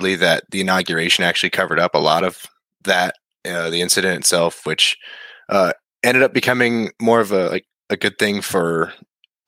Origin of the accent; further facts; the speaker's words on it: Bellefontaine, Ohio, United States; now in Marysville, United States; I grew up here in Ohio, Bell Fountain mostly. Now I'm living in Marysville